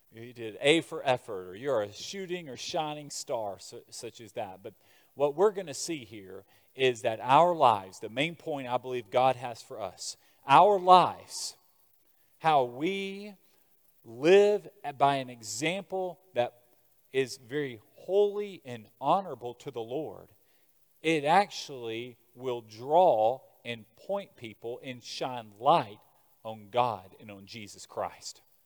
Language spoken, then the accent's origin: English; Birmingham, Alabama, United States; I'm from Birmingham, Alabama.